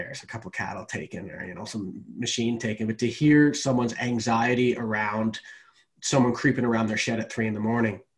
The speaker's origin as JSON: {"language": "English", "country": "Canada", "moved": "as an adult", "lives_now": "Australia", "said": "I'm Canadian"}